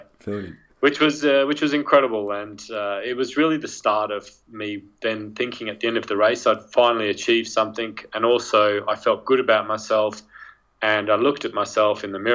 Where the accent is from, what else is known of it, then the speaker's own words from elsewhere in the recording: Australia; moved away as an adult; also born or lived in Manchester / London / Chamonix; now in Edinburgh, United Kingdom; I'm Australian born, but I've been out in the UK for so long now, I feel more British than Australian